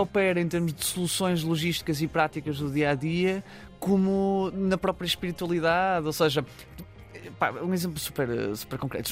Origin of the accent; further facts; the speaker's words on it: Barcelos, Norte, Portugal; moved away; que é muito a relação que nós temos com Barcelos, na verdade, uhum. uh, que, que era impossível sermos outras pessoas que não, que não as que somos se não, não tivéssemos sido de Barcelos